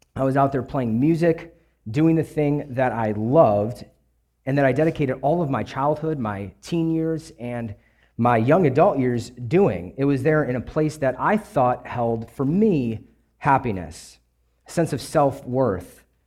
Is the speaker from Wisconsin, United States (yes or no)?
yes; Kenosha, Wisconsin, United States; also born or lived in Louisiana; I grew up in Wisconsin, uh, Kenosha, Wisconsin, actually, right on the border of Illinois.